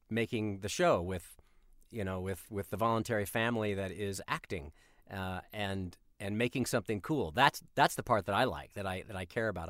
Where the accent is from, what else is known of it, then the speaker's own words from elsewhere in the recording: Colorado, United States; I grew up in Colorado